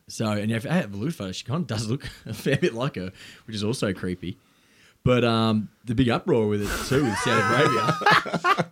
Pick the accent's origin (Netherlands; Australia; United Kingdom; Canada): Australia; South Gippsland, Victoria; where I grew up in South Gippsland